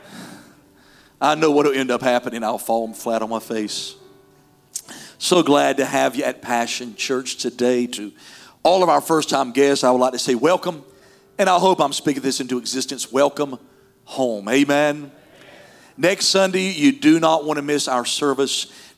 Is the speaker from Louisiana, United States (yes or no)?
no; North Carolina, United States; moved away; I'm from North Carolina